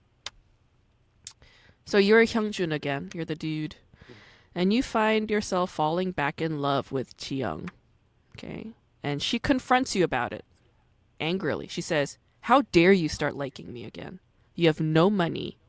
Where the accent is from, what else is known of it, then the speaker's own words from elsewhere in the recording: New York, United States; also born or lived in Berlin; I'm like a city girl. I grew up in New York